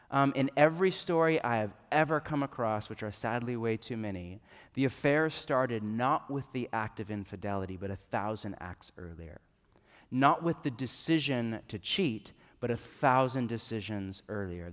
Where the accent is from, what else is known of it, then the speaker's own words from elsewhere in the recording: Northern California, United States; I grew up in California, but I grew up in Northern California